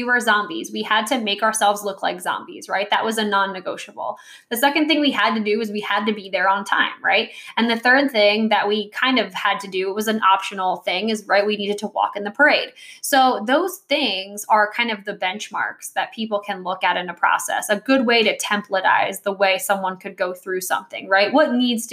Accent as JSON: {"language": "English", "region": "New Jersey", "country": "United States", "tie": "born or raised there", "said": "I grew up in New Jersey"}